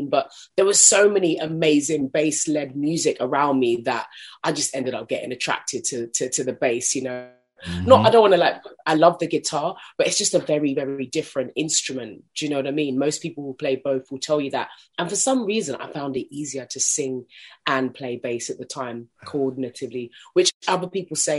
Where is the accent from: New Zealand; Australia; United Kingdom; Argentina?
United Kingdom; London; I grew up in South London